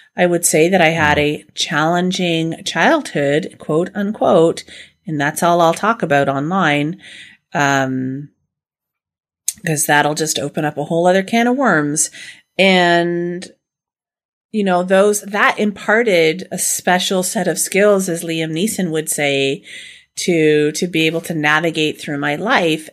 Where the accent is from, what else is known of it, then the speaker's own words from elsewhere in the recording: Canada; we're Canadian